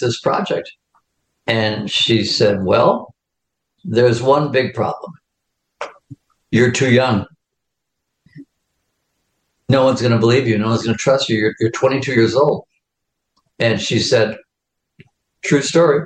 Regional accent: Chicago, Illinois, United States; I'm from the West Side in the Austin area. And dad was the head of St. Mary's Hospital.

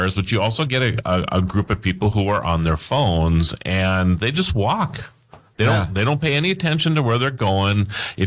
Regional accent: Mandan, North Dakota, United States; my hometown here again, but in Mandan, North Dakota

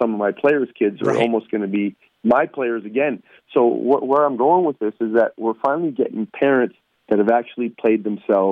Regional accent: Toronto, Ontario, Canada; moved away; I grew up in Toronto and represent Canada in the youth level

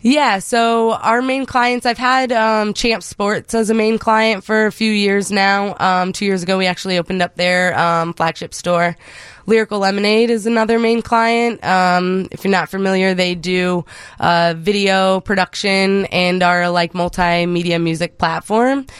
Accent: Cedar Rapids, Iowa, United States; moved away as an adult; now in Chicago, United States; I'm originally from Iowa

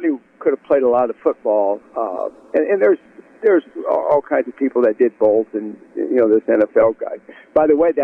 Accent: United States; I grew up in the Quad Cities. It's kind of there's four cities. Two on the Illinois side, two on the Iowa side of the Mississippi

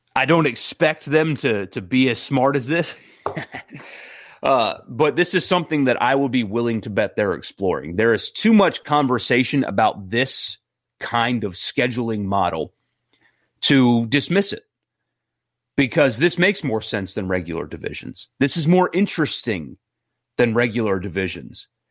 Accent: South Carolina, United States; now in Mississippi, United States; I'm from South Carolina

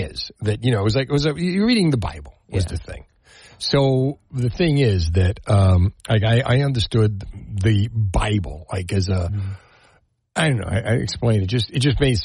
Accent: Union City, New Jersey, United States; I went to Holy Rosary Academy in Union City. We belonged to St. Michael's Monastery, where I made my confirmation

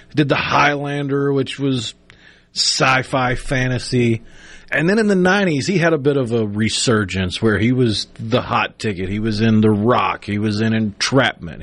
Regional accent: Tupelo, Mississippi, United States; also born or lived in Clinton, Mississippi; growing up in Tupelo

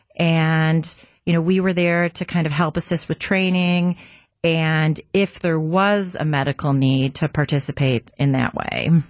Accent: Milwaukee, Wisconsin, United States; I grew up in the North Shore of Milwaukee.

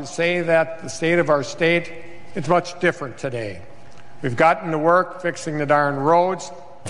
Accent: Plymouth, Wisconsin, United States; right by where Kathy and I grew up in Plymouth.

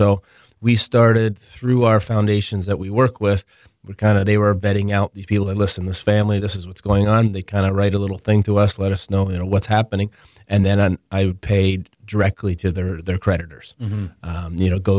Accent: Ontario, Canada; luckily I grew up in Toronto, about 40 minutes north of Toronto.

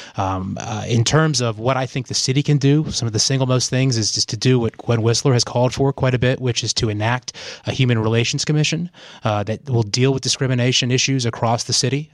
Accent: Asheville, North Carolina, United States; also born or lived in Chicago; I grew up here in Asheville

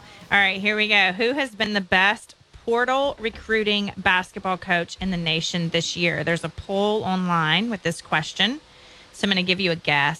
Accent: Clinton, Mississippi, United States; He had he lived in Clinton, my hometown

